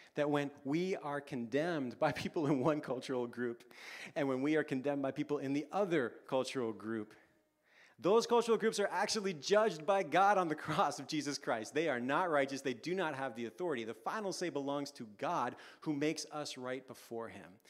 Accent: Canada; now in London, United Kingdom; for us as Canadian parents

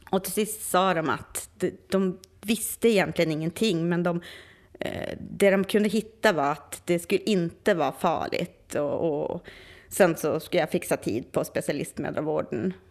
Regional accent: Västerbotten County, Sweden; Och där jag är ifrån eh, ovanför Umeå, där finns det liksom inte så mycket sånt.

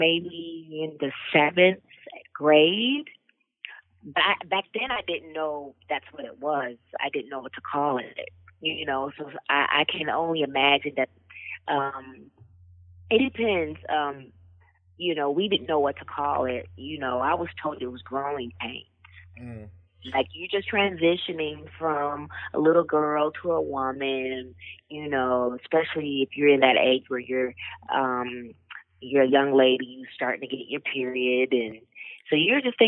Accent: Rockford, Illinois, United States; I grew up in Rockford, Illinois. It's about 60 miles west outside of Chicago

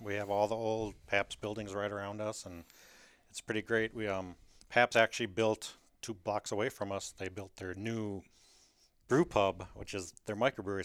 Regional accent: Kenosha, Wisconsin, United States; also born or lived in Milwaukee; I grew up in Kenosha, which is just south of Milwaukee

